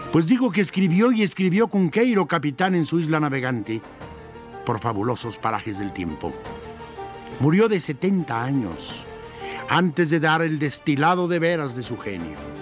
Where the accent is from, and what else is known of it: Mexico